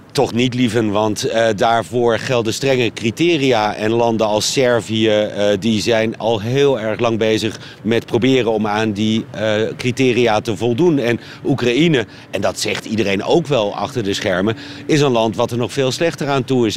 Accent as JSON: {"language": "Dutch", "country": "Netherlands", "said": "Ik als Hollander"}